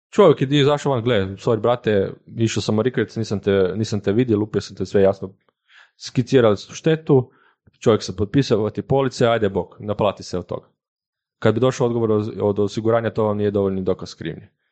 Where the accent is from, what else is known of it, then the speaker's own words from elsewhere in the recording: Koprivnica, Koprivnica-Križevci County, Croatia; moved away as an adult; now in Zagreb, Croatia; dolazim inače iz Koprivnice, sad radim za njih